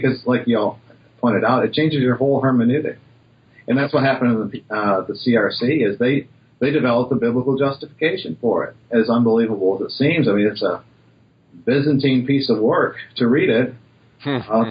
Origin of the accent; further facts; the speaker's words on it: Western Michigan, United States; growing up in Western Michigan